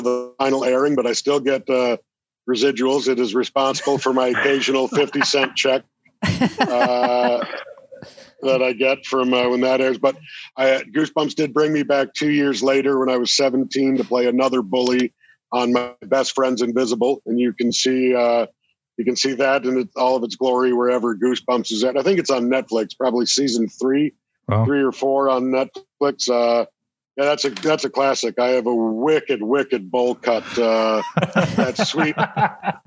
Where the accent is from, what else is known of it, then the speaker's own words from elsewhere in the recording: Toronto, Ontario, Canada; I'm born and raised here. I grew up in Etobicoke, which is part of the GTA